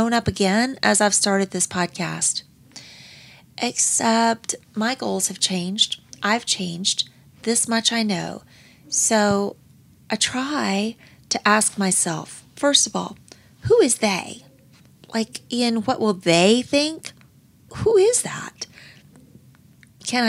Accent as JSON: {"language": "English", "town": "Pensacola", "region": "Florida", "country": "United States", "tie": "born or raised there", "said": "my hometown at the Pensacola Naval Air Station. And growing up, how much fun was it to be at the beach"}